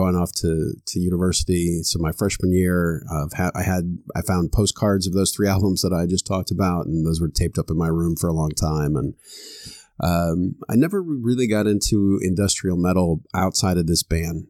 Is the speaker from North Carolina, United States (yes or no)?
no; Florida, United States; I grew up in Florida